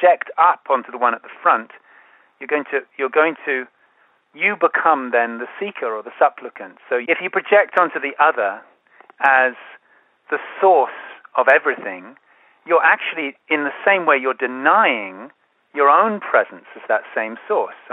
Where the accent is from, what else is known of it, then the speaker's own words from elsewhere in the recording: London, United Kingdom; I grew up in London